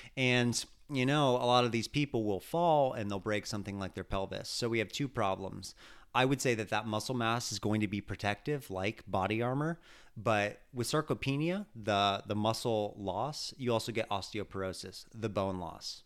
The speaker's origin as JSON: {"language": "English", "region": "California", "country": "United States", "tie": "born or raised there", "said": "growing up in California"}